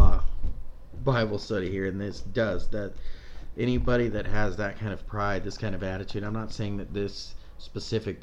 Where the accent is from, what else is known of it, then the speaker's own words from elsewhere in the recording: United States; being American Christians like we are